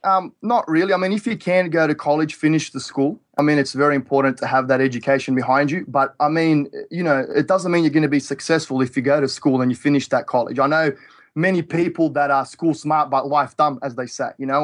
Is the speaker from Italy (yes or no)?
no; Australia; now in Toledo, Ohio, United States; I'm from Australia.